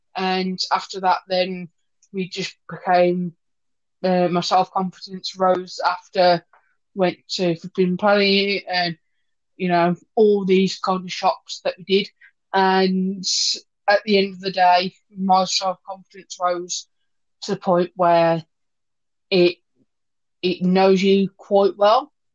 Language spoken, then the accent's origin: English; Wolverhampton, West Midlands, United Kingdom; we went to my hometown, Wolverhampton